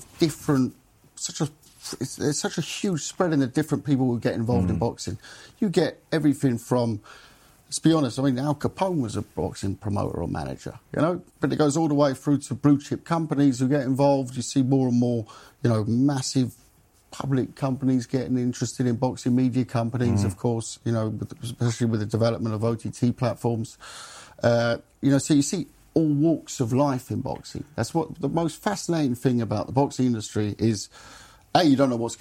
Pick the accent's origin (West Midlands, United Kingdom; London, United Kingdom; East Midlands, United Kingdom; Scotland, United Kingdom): London, United Kingdom; also born or lived in Germany; I was raised in North London